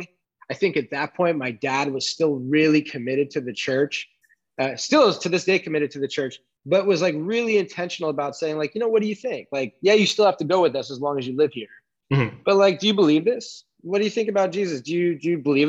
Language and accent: English; Long Island, New York, United States; I grew up in Long Island, New York